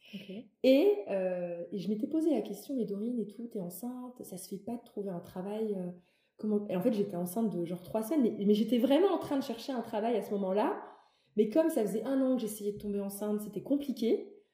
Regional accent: Metz, Grand Est, France; moved away as an adult; also born or lived in Paris; j'ai grandi à Metz. Pour mes études, je suis partie à Paris

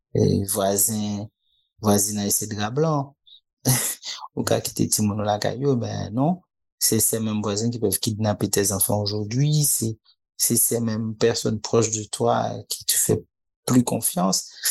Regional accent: Port-au-Prince, Ouest, Haiti; j'ai été élevé vraiment euh, près de la Grand Rue, moi. Donc j'ai vécu vraiment cette ville

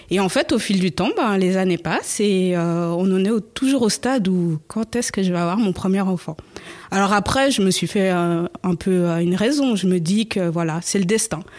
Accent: Switzerland; j'ai 39 ans d'origine angolaise, mais grandi en Suisse.

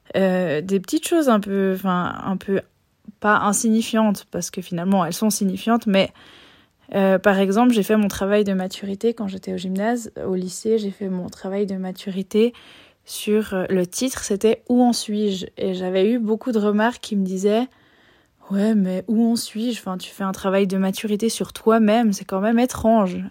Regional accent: Switzerland; je suis née et j'ai grandi en Suisse

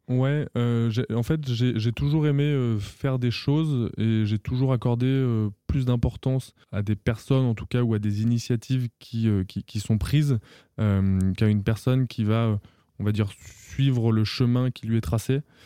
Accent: Auvergne-Rhône-Alpes, France; moved away as an adult; also born or lived in Paris; je suis originaire d'Auvergne

